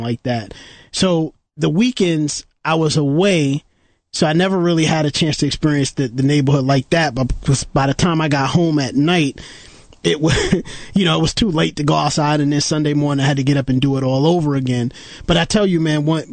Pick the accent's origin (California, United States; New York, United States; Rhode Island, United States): New York, United States; New York City; I grew up in East New York